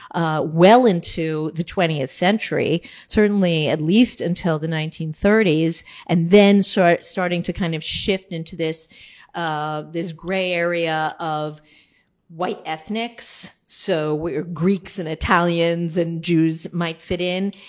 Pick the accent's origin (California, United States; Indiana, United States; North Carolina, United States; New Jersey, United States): New Jersey, United States; I'm from New Jersey